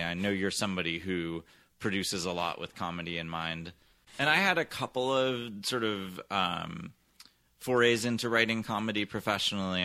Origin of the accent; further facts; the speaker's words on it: San Francisco Bay Area, California, United States; moved away as an adult; I grew up mostly in the San Francisco Bay Area, where my dad taught theater and still does at San Francisco State